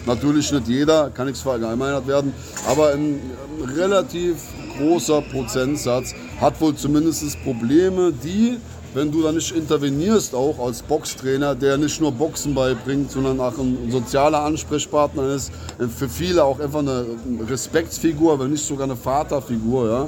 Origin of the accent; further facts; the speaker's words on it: Saarland, Germany; Wir sind sowieso im Saarland, sage ich mal, weniger Deutsch als Saarländer.